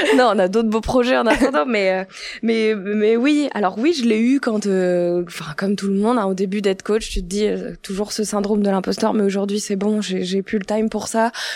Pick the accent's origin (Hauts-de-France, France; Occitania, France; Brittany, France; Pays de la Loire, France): Hauts-de-France, France; Tourcoing; je suis née à Tourcoing